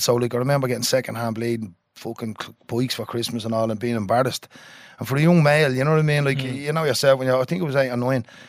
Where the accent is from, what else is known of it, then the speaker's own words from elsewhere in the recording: Dublin, Leinster, Ireland; I was born in James's Hospital. Um, lived in a tenement house